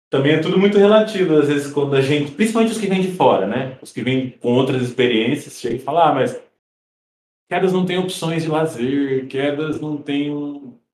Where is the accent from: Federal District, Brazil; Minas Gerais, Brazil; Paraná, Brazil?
Paraná, Brazil; Francisco Beltrão; Jamais de Banco. sou de Francisco Beltrão.